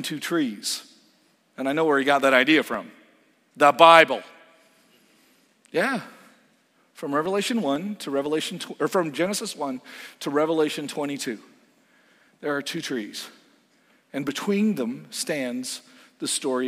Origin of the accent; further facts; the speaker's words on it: Canada; moved away as an adult; now in United States; As a Canadian